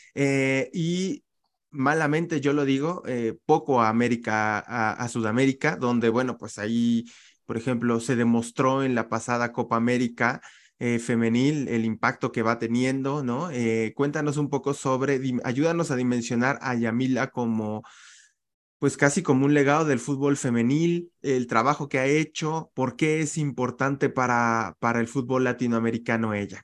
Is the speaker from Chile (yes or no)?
no; Mexico; como le decimos aquí en México